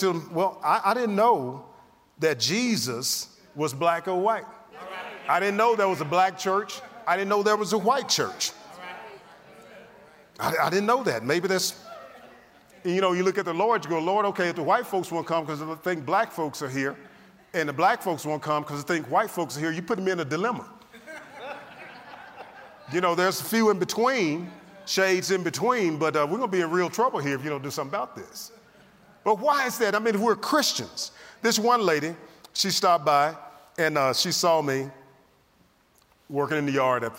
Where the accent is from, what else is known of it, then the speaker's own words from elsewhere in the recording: the South, United States; I'm from the South.